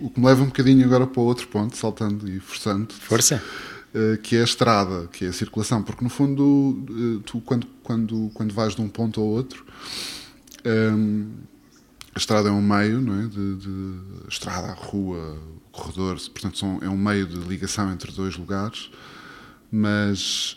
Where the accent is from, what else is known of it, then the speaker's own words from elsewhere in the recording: Azores, Portugal; moved away; also born or lived in Berlin, Germany; Eu cresci nos Açores, num meio, digamos, rural, no meio da natureza